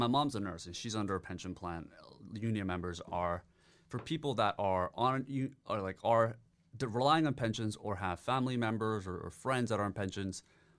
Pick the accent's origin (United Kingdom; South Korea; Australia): South Korea; now in Mexico City, Mexico; And I understand it because I'm Korean.